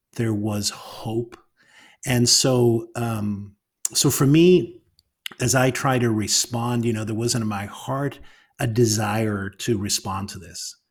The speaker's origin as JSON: {"language": "English", "region": "Northern Ireland", "country": "United Kingdom", "moved": "yes", "said": "coming out of Northern Ireland"}